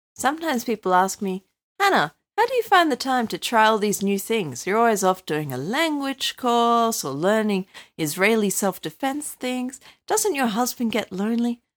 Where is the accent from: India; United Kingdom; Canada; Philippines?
United Kingdom; now in Australia; I'm British